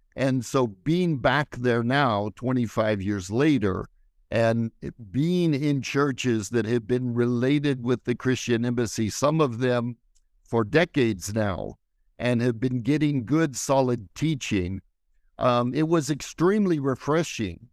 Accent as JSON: {"language": "English", "country": "United States", "moved": "yes", "lives_now": "Israel", "said": "as an American"}